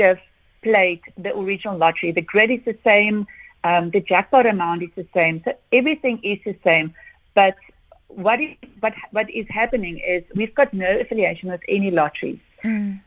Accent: South Africa; as a South African

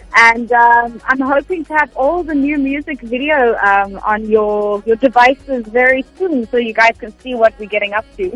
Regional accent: Cape Town, Western Cape, South Africa; born in Cape Town grew up in Cape Town always lived in Cape Town

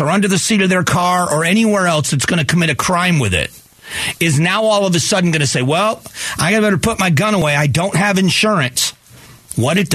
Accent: Fort Myers, Florida, United States; my hometown of Fort Myers, Florida

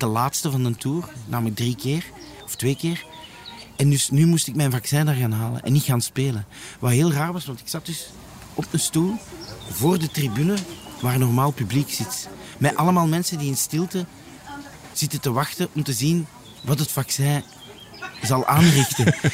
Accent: Leuven, Flanders, Belgium; also born or lived in Antwerp / Brussels; now in Lier, Belgium; ik ben eigenlijk van Leuven

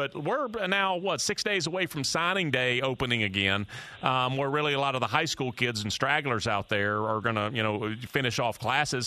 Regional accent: outside Atlanta, Georgia, United States; I grew up outside Atlanta

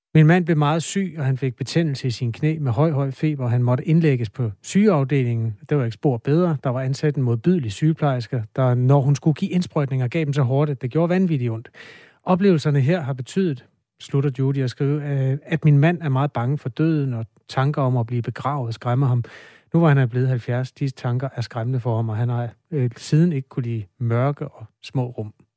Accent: Denmark; jeg er også fra Danmark, hvor vi underspiller alle følelser

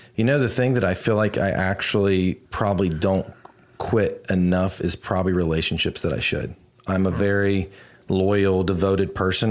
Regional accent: Virginia, United States; now in Houston, United States; I grew up in Virginia and snow would come

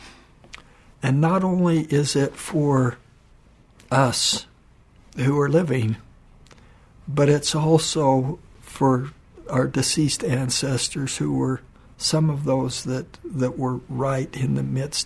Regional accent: Cache Valley, Utah, United States; also born or lived in Japan; when I was a young boy myself, growing up in Cache Valley.

